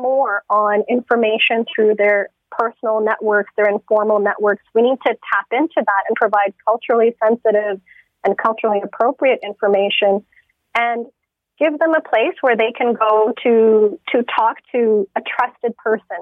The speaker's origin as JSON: {"language": "English", "town": "Toronto", "region": "Ontario", "country": "Canada", "tie": "born or raised there", "said": "I grew up in Thorncliffe Park"}